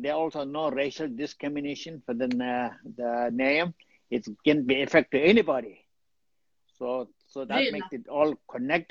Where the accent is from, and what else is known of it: Dharamsala, Himachal Pradesh, India; born or raised there; also born or lived in Tibet / Washington, D.C.